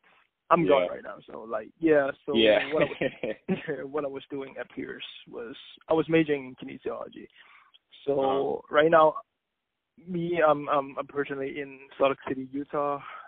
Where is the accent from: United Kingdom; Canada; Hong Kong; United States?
Hong Kong; we don't call ourselves Chinese. We prefer telling people, I'm a Hong Konger or I'm from Hong Kong.